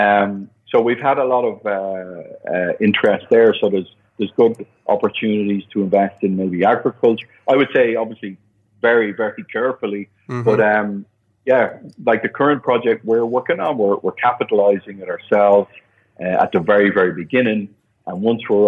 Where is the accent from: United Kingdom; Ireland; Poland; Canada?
Ireland; moved away as an adult; also born or lived in Dublin / Germany; now in Panama; being Irish